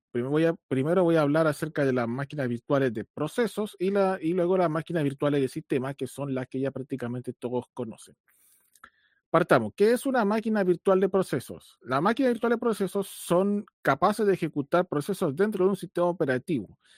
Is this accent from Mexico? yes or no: no; Chile; eh, soy ingeniero de sistemas, soy chileno, tengo 36 años